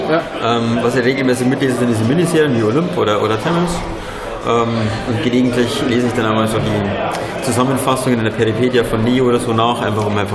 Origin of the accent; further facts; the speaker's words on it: Ingolstadt, Bavaria, Germany; now in Paderborn, Germany; Ursprünglich, wie es vielleicht der Zungenschlag äh, darstellt, aus, aus mhm. Oberbayern, aus Ingolstadt.